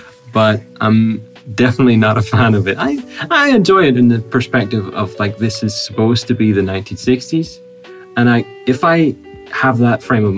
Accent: Northern Ireland, United Kingdom; moved away; also born or lived in Belfast; I'm from Northern Ireland.

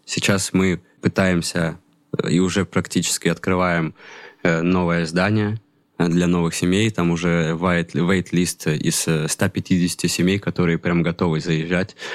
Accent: Saint Petersburg, Russia; moved away as an adult; now in Baku, Azerbaijan; Я и сам из Питера

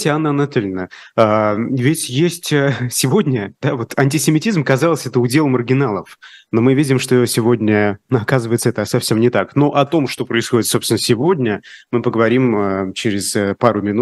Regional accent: Russia; born there; мне казалось, да, человеку, рожденному э, уже в постсоветское время, в современной России, в конце 90-х

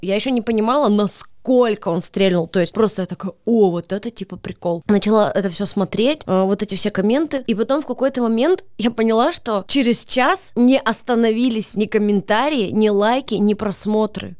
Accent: Kasli, Chelyabinsk Oblast, Russia; moved away as an adult; now in Moscow, Russia; я из маленького города Косли.

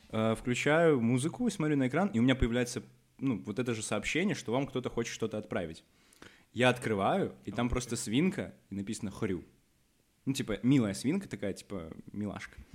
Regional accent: Minsk, Belarus; Я из Минска.

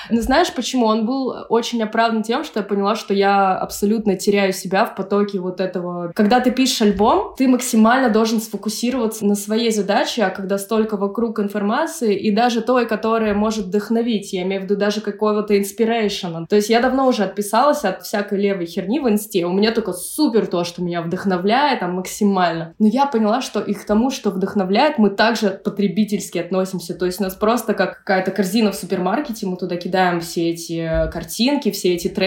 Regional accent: Pskov Oblast, Russia; То есть я выросла в псковских краях, это, в принципе, не русский север, но такой э

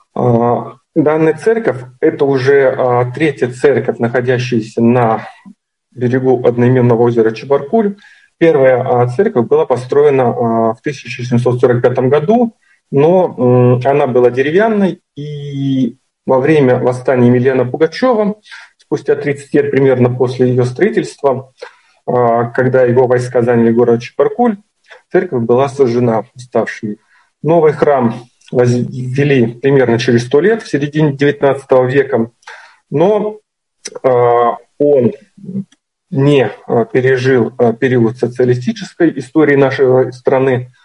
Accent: Chelyabinsk, Chelyabinsk Oblast, Russia; из Челябинска

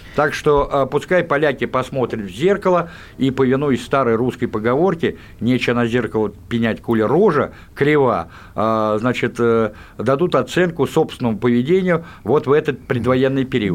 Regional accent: Moscow, Russia; Я, будучи коренным москвичом, еще школьником выучил украинский язык

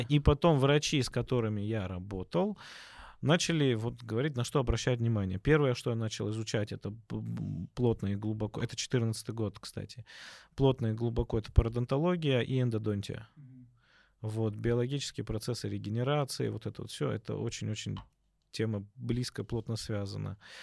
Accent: Obninsk, Kaluga Oblast, Russia; moved away; also born or lived in Tbilisi, Georgia / Kyiv, Ukraine / Dedovsk, Moscow Oblast; родился сам в Тбилиси, потом э, э, из-за событий в стране родителям пришлось оттуда уехать. Уехали ненадолго в Киев, прожили там до трех лет, и вот ну, до моих трех лет. Mm-hmm. Потом родители переехали в город Обнинск.

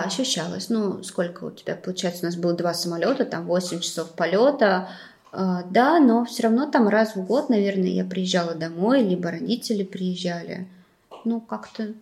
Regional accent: Moscow, Russia; moved away as an adult; also born or lived in China / Weihai, China; now in Limassol, Cyprus

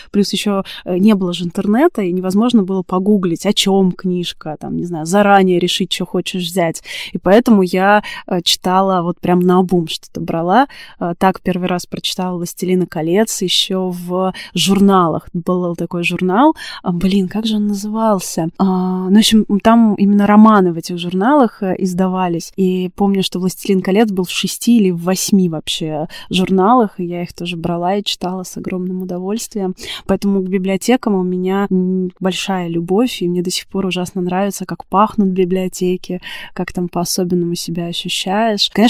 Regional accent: Tula Oblast, Russia; С библиотеками в моей бытности вообще все было супер интересно, потому что я росла в Тульской области. У меня практически не было домашней библиотеки.

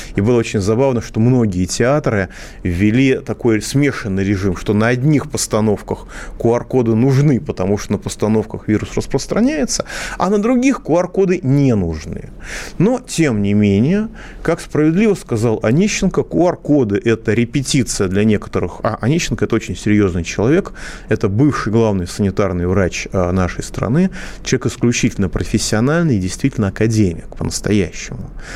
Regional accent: Moscow, Russia; я, как москвич

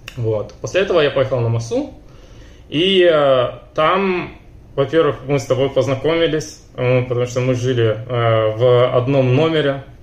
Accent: Zaporizhzhia, Zaporizhzhia Oblast, Ukraine; moved away as an adult; now in Israel; я сам из Запорожья

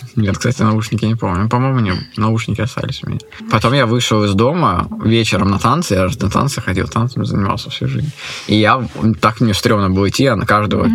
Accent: Saint Petersburg, Russia; Я иллюзионист из Санкт-Петербурга

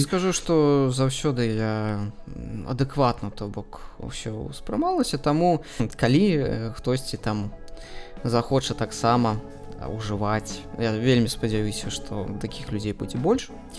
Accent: Belarus; first language Russian; Belarusian is a second language; я заўсёды ідэнтыфікаваў сябе як беларус

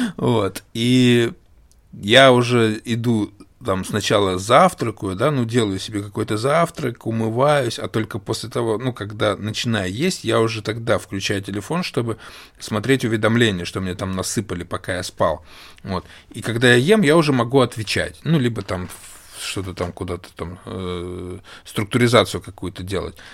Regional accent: Russia; moved away; я из России

